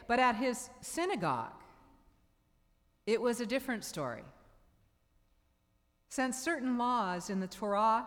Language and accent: English; Seattle, Washington, United States; the church where I grew up in Seattle, Bethel Presbyterian Church